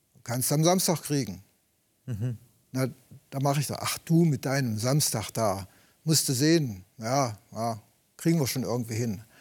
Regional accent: Eastern Harz, Wernigerode district, Saxony-Anhalt, Germany; moved away as an adult; also born or lived in Friedensau, Saxony-Anhalt; Geboren wurde ich im Ostharz, Landkreis Wernigerode. Und dann nach meiner Berufsausbildung bin ich umgezogen nach Friedensau

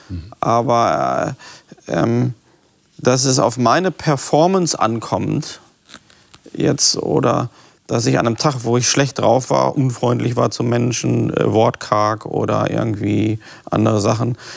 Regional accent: North Rhine-Westphalia, Germany; now in Northern Germany; Ich bin, ich bin Westfale und wohne jetzt im Norden.

